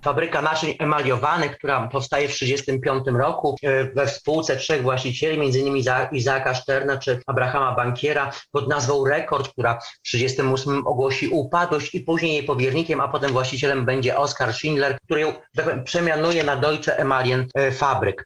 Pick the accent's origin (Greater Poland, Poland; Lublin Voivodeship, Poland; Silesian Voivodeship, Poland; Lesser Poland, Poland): Lublin Voivodeship, Poland; now in Kraków, Poland; nie jestem e, rodowitym Krakusem, bo pochodzę ze wschodu, pochodzę z Lubelszczyzny